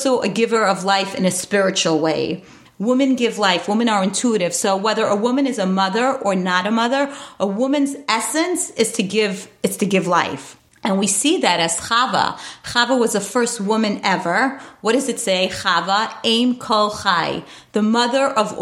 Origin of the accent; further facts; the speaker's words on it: New York City, New York, United States; I grew up in Borough Park, New York.